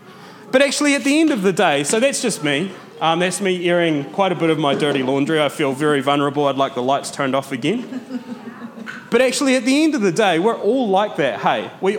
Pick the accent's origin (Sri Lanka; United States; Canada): Sri Lanka; Matara, Southern Province; every time I go back to Matara, every time I go back to my hometown, I see my friends that I went to primary school with living the exact same life that their parents lived.